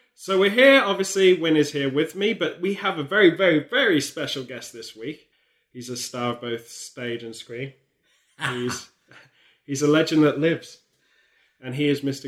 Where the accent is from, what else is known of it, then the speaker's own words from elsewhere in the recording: near Stratford-upon-Avon, West Midlands, United Kingdom; growing up near Stratford upon Avon for me as a kid